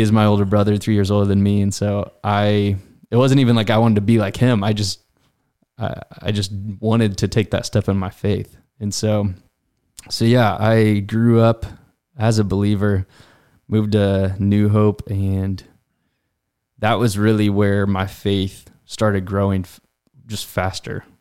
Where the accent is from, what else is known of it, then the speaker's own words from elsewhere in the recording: Effingham, Illinois, United States; I grew up in Effingham